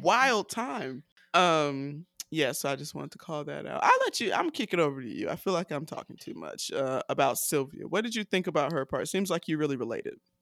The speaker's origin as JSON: {"language": "English", "country": "United States", "said": "I'm so American"}